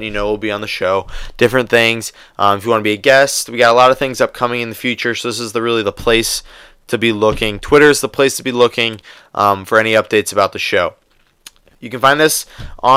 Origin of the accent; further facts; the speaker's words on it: Cleveland, Ohio, United States; Growing up in Cleveland